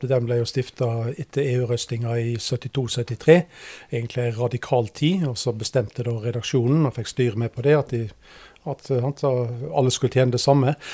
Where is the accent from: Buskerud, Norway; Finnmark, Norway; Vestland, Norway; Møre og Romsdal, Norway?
Vestland, Norway; Hardanger; also born or lived in Bergen / Oslo / Seljord; now in Porsgrunn, Norway; Har bodd i Bergen og har bodd i Oslo. Men jeg sier at jeg er fra Hardanger, da, for dit kom jeg da jeg var åtte år. Og så har jeg bodd 27 år i Seljord.